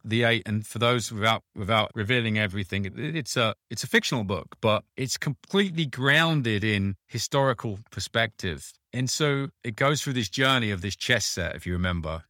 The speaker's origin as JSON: {"language": "English", "country": "United Kingdom", "said": "I'm British, a background"}